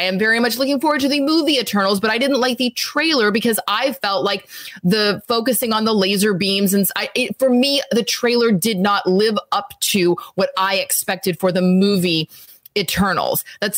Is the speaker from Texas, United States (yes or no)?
yes; Texas, United States; also born or lived in Louisiana; I'm from Texas and Louisiana.